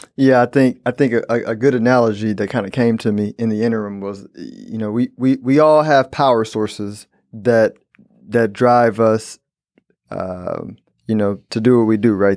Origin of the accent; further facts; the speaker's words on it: Houston, Texas, United States; I'm from Houston, born and raised.